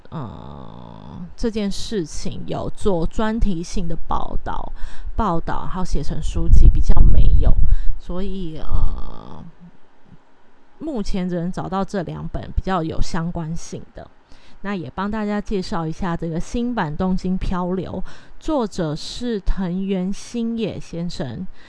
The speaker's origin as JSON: {"language": "Chinese", "country": "Taiwan", "said": "如果还在台湾的话，其实日式教育会对，呃， 是一直到我这一代都可能还是会有稍微的接触"}